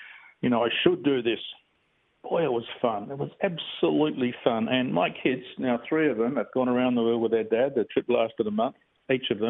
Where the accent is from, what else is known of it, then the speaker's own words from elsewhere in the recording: Bassendean, Western Australia, Australia; I'm a real typical Aussie kid, really. I grew up in Bassendean